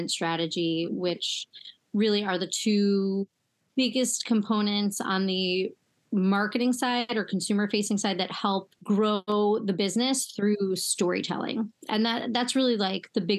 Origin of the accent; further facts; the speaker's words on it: United States; I grew up right outside Manhattan and I would take the train in to the city every day